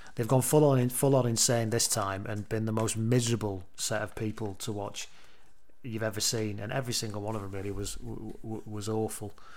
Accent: England, United Kingdom; I'm an English person

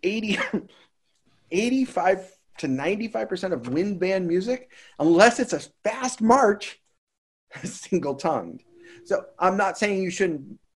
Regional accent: Boston, Massachusetts, United States; moved away as an adult; I live here now, but I'm from Boston

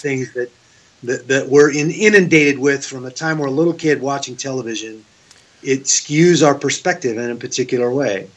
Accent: Seattle, Washington, United States; also born or lived in Oregon; now in Las Vegas, United States; I grew up in Seattle

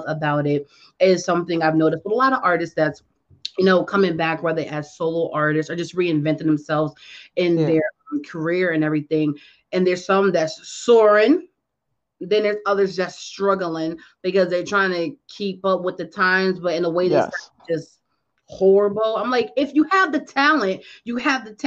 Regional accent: Connecticut, United States; now in Fishers, United States; I'm actually from Connecticut, but right now I'm in Indiana

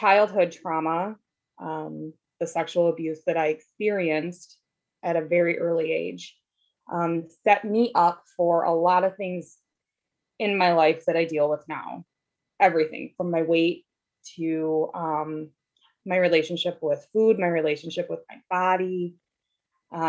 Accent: Wisconsin, United States; I was born and raised in Wisconsin

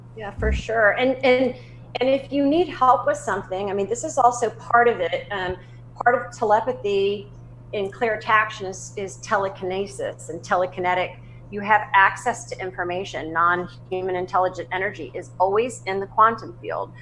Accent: Southern, United States; accent: Southern; my Southern accent

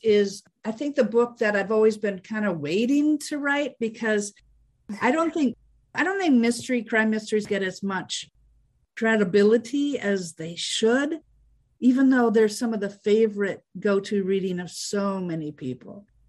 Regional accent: Fargo, North Dakota, United States; I grew up in Fargo, North Dakota

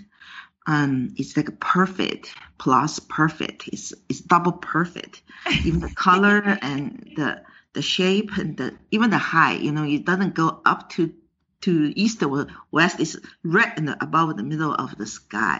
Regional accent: China; English is a second language; moved away as an adult; now in New York, United States; I immigrated from China to United States

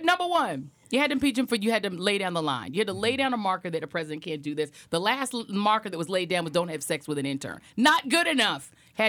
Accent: Colorado, United States; I grew up in Colorado.

